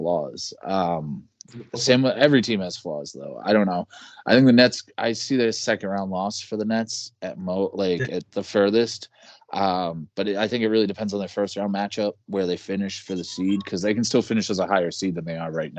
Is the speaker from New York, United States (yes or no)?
no; Boston, Massachusetts, United States; I'm from Boston